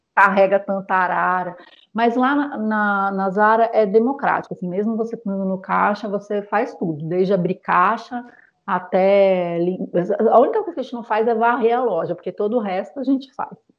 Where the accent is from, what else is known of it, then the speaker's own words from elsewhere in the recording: São Paulo, Brazil; moved away as an adult; now in Paris, France; eu sou paulistana